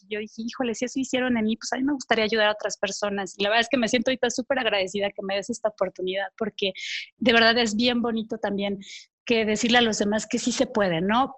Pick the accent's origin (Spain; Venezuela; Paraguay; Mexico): Mexico; Veracruz; also born or lived in Paris / Mexico City; now in Cholula, Mexico; nací, en Veracruz, pero bueno, he estado brincando de un lado a otro